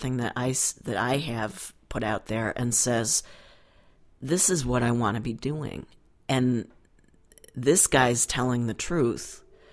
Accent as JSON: {"language": "English", "town": "Buffalo", "region": "New York", "country": "United States", "tie": "born or raised there", "said": "I grew up in Buffalo, New York"}